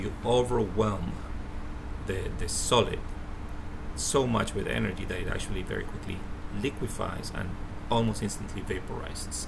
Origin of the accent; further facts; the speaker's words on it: Colombia; I'm from Colombia. Colombia has a lot of oil. We don't have a single refinery